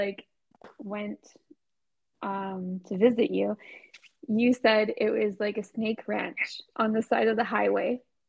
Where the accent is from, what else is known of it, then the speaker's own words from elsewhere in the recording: Vancouver, British Columbia, Canada; I'm not from Ontario. I'm from Vancouver.